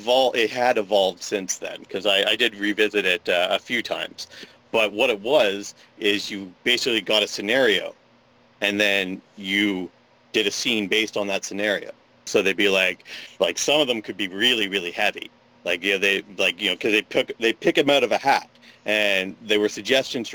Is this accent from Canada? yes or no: yes; Ottawa, Ontario, Canada; now in Sarnia, Canada; I grew up in Ottawa